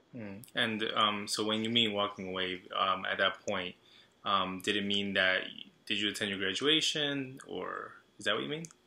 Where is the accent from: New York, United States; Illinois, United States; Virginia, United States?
New York, United States; Long Island; I'm from Long Island. I grew up in a town that was very uh, Salvadoran